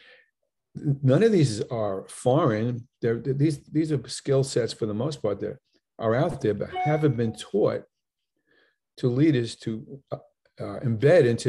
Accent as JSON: {"language": "English", "area": "Long Island", "region": "New York", "country": "United States", "said": "I'm from Long Island"}